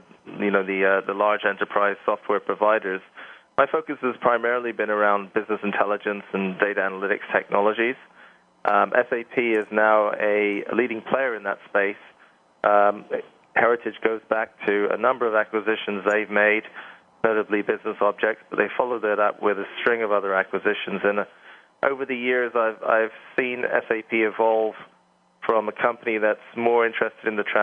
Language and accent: English; England, United Kingdom; moved away; as you can tell by the accent, I'm from England